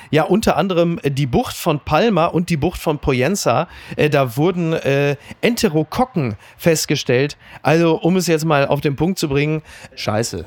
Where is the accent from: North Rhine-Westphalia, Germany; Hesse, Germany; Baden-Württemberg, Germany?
North Rhine-Westphalia, Germany; Castrop-Rauxel; in meiner Heimat kassel brauxel